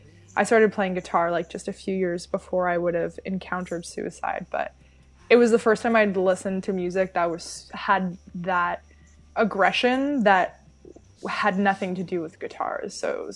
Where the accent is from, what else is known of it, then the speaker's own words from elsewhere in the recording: London, Ontario, Canada; now in Toronto, Canada; I'm from London, Ontario